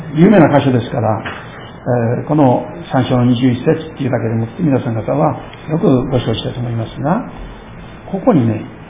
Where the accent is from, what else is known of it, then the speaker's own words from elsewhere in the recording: Shirakawa, Fukushima, Japan; moved away; 私の故郷でありますけれども、えー、当時の会津藩に属しておりました白川藩が